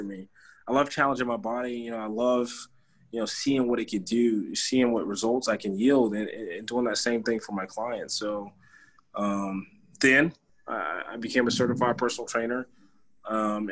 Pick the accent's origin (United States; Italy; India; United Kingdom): United States; Conway, South Carolina; born and raised in Conway, like Mia said, just a few miles from Myrtle Beach